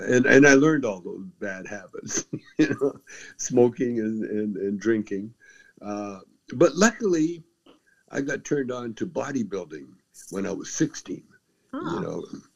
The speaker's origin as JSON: {"language": "English", "town": "Calgary", "region": "Alberta", "country": "Canada", "tie": "born or raised there", "also_born_or_lived": "Edmonton", "said": "I was born in Edmonton. I was raised in Calgary"}